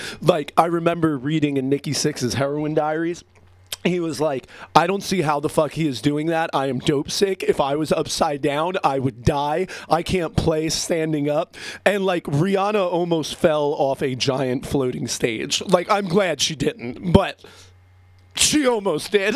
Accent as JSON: {"language": "English", "region": "New Jersey", "country": "United States", "moved": "as an adult", "lives_now": "Pennsylvania, United States", "said": "I live in Pennsylvania. I'm from Jersey"}